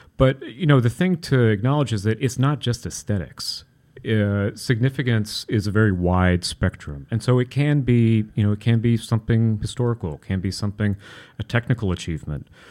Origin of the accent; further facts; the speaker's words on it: Kentucky, United States; moved away; I grew up in Kentucky, so a, a kid with an Italian last name